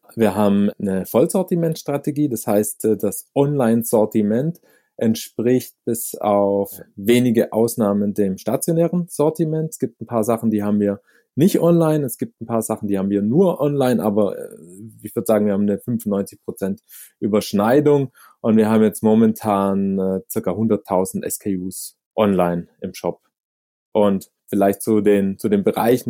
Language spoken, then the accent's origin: German; near Stuttgart, Baden-Württemberg, Germany; moved away as an adult; now in Zurich, Switzerland; wie man hört, komme ich aus, aus Deutschland, aus dem süddeutschen Raum, aus der Nähe von Stuttgart und lebe aber mittlerweile seit zwölf Jahren in Zürich